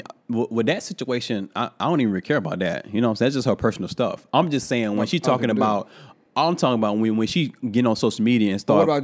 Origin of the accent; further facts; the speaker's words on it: New York, United States; being a New Yorker, however you wanna say it was, it's still not right to talk to people like that.